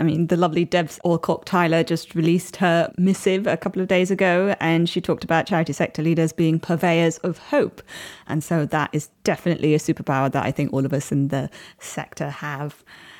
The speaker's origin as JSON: {"language": "English", "town": "Chennai", "region": "Tamil Nadu", "country": "India", "tie": "born or raised there", "said": "you, I don't believe, went to my hometown of Chennai, but you were quite close to Chennai in Bangalore."}